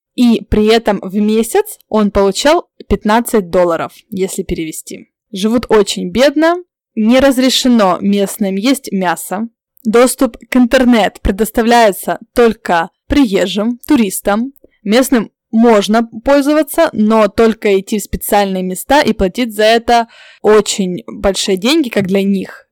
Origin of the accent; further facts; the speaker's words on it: Ukraine; now in Santiago, Chile; я с Украины